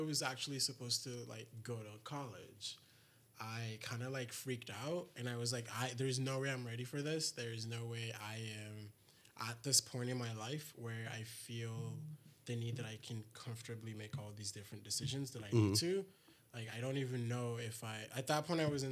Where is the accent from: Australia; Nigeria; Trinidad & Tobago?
Nigeria; Lagos; moved away; I'm from Lagos, Nigeria, which is my hometown.